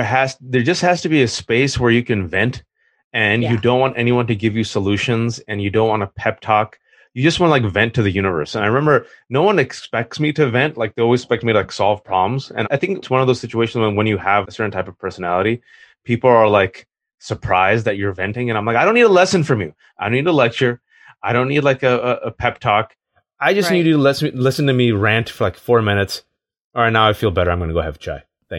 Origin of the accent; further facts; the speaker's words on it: California, United States; now in Virginia, United States; It's this insane, stupid, like, snowstorm in Virginia, yeah. Which I hate because I'm a Californian.